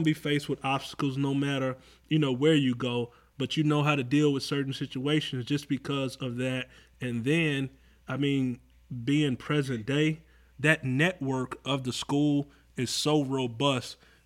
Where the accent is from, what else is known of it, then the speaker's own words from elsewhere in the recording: Atlanta, Georgia, United States; Growing up in Atlanta